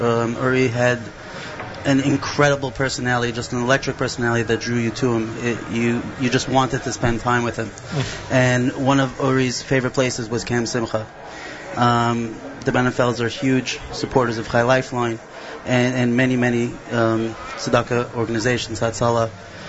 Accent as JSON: {"language": "English", "town": "Flatbush", "region": "New York", "country": "United States"}